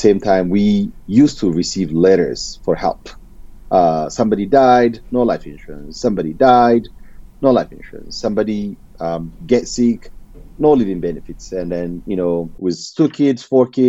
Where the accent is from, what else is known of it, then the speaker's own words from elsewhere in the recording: Ethiopia; moved away as an adult; now in United States; I'm originally from Ethiopia.